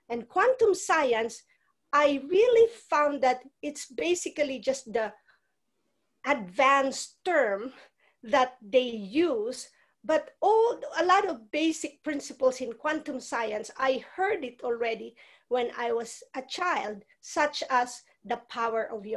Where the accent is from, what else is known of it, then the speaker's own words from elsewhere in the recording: Philippines; moved away; I grew up in the Philippines.